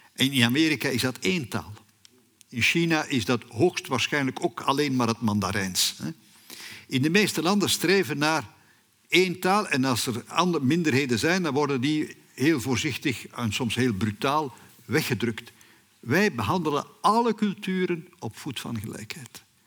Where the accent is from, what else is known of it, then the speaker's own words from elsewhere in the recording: Flanders, Belgium; bij ons in Vlaanderen